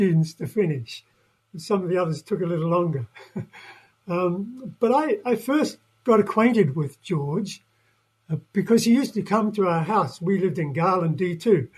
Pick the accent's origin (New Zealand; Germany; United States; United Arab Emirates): New Zealand; moved away; I'm a Kiwi, yeah, from New Zealand